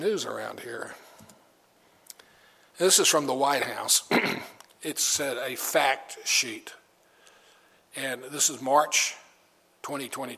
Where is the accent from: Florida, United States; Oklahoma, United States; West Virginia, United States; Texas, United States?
Texas, United States; Austin; my wife and I grew up in Austin, Texas, where Whole Foods began.